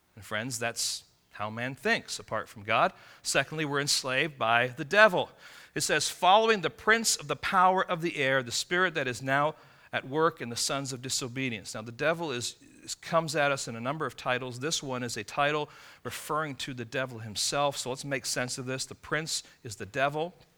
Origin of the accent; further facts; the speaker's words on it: England, United Kingdom; moved away; I'm from England.